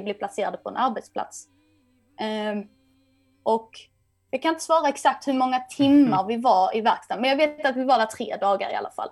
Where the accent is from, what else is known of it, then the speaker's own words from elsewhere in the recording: Kristianstad, Skåne, Sweden; moved away as an adult; now in Stockholm, Sweden; där jag kommer ifrån i Kristianstad nere i Skåne